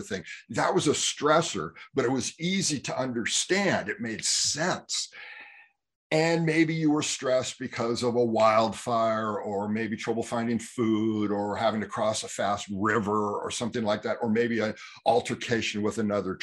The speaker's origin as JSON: {"language": "English", "area": "Bay Area", "region": "California", "country": "United States", "tie": "born or raised there", "said": "growing up in California in the Bay Area"}